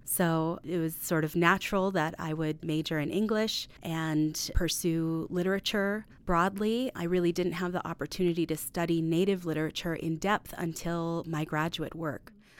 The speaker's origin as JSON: {"language": "English", "region": "North Dakota", "country": "United States", "tie": "born or raised there", "moved": "yes", "lives_now": "Milwaukee, United States", "said": "I was born in North Dakota, and I'm descendant of Native and non-Native parents."}